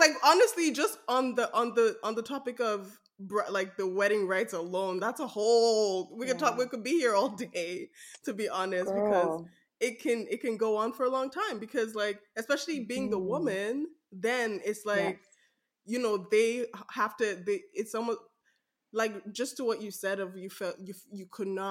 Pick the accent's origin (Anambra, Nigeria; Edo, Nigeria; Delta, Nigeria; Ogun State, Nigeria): Edo, Nigeria; Benin City; accent: Nigerian; now in Canada; I'm Nigerian from Edo State, Benin City, and I've been to a couple of Benin weddings. I've been there as my Nigerian accent is speaking out right now.